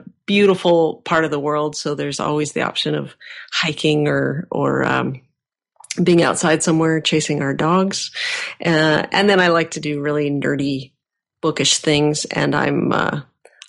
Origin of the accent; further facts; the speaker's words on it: Vancouver, British Columbia, Canada; born and raised in Vancouver.